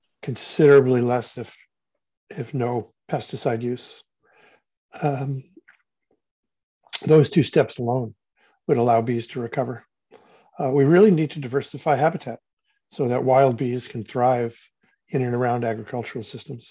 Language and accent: English; Cleveland, Ohio, United States; moved away as an adult; I grew up in Cleveland, Ohio, and on the banks of the Cuyahoga River, which when I left town in 1968, I left to go to university.